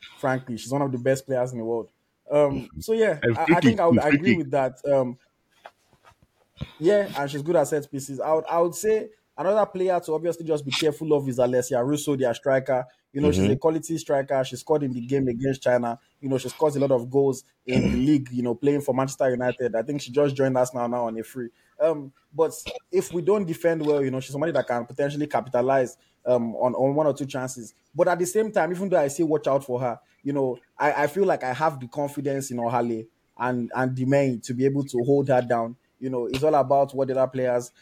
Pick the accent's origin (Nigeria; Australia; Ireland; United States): Nigeria; I also obviously as a Nigerian